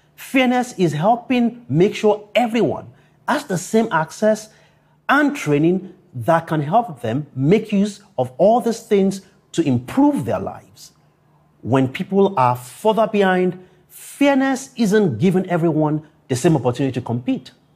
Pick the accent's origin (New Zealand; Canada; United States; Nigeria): Nigeria; Akure, Ondo; growing up in Akure, a town 350 kilometers from Lagos